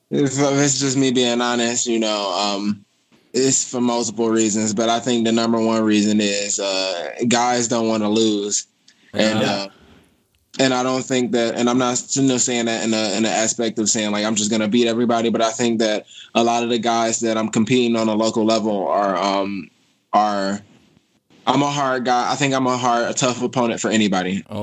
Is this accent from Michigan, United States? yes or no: yes; Detroit, Michigan, United States; It was tough growing up in Detroit, but um, but I think uh, my life's experiences made me stronger, and I think that it brought me to where I am today.